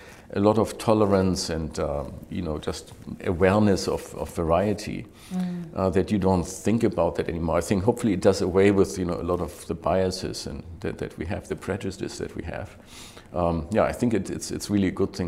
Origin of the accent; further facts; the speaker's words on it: Germany; English is a second language; moved away as an adult; also born or lived in Switzerland / New York / London / Hong Kong; when I grew up in Germany